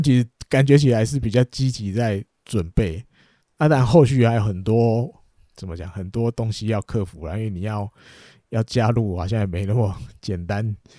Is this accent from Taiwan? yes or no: yes; Taiwan; 我们台湾人